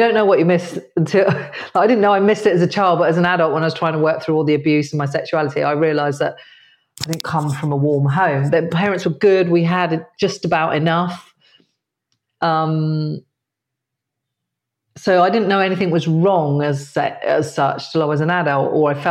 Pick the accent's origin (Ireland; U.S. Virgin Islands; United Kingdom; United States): United Kingdom; Dorset, South West England; I grew up in a very white area. I grew up in Dorset